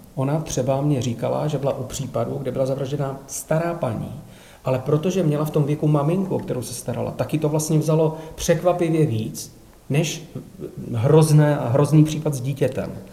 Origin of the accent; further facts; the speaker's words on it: Czechia; Já jsem Čech